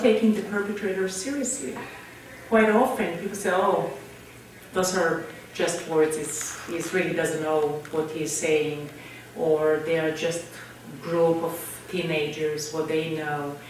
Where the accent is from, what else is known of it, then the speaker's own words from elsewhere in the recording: Israel; moved away; growing up in Israel